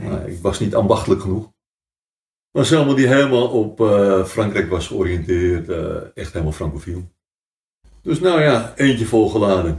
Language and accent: Dutch; Amstelveen, North Holland, Netherlands; we zijn eigenlijk groot geworden in het oude gedeelte van Amstelveen